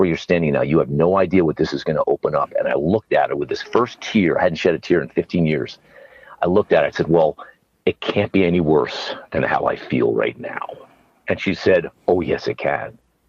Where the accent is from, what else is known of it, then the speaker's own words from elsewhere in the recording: New Jersey, United States; moved away as an adult; also born or lived in Connecticut; now in Texas, United States; I'm from New Jersey